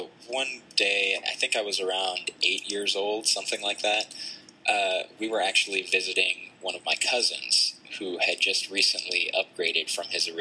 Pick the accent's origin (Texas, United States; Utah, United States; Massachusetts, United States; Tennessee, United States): Tennessee, United States; We're actually from Tennessee